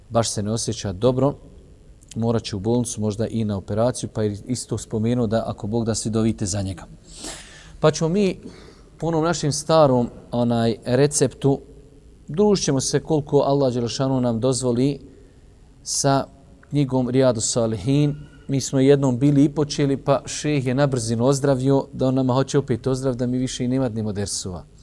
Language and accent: Croatian; Bosnia & Herzegovina; kod nas u Bosni